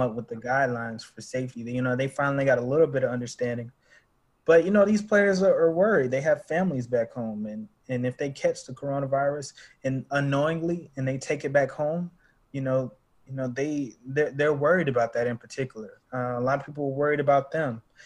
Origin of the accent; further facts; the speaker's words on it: Charlotte, North Carolina, United States; also born or lived in Durham; I'm originally from Charlotte, um, born and raised